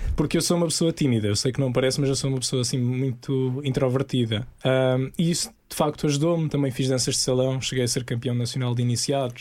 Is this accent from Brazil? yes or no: no; Portimão, Algarve, Portugal; cresci em Portimão com a minha família